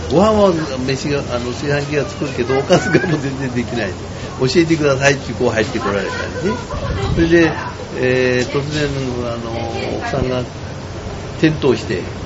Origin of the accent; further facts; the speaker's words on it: Kyushu, Japan; now in Urayasu, Japan; 私もね、もともとは九州出身でです